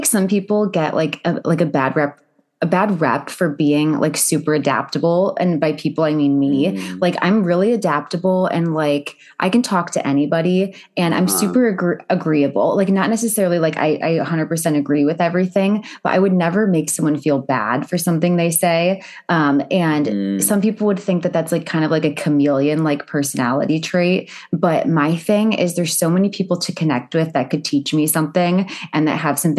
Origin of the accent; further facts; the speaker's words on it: Cleveland, Ohio, United States; I'm from Cleveland